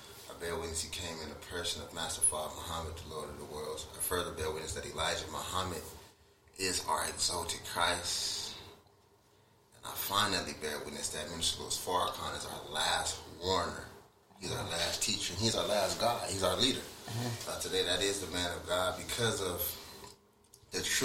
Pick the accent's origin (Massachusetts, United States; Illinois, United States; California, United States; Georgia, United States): California, United States; Rialto; I never was taught that I was from Rialto.